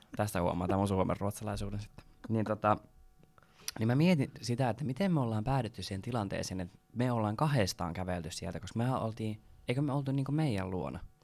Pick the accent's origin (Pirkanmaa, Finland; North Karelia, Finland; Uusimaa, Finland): Uusimaa, Finland; Porvoo; first language Swedish; Finnish is a second language; mulla on tää mun ihana murre, niin mä oon tosiaan suomenruotsalainen. Niin Porvoosta kotoisin. Äidinkieli ruotsi.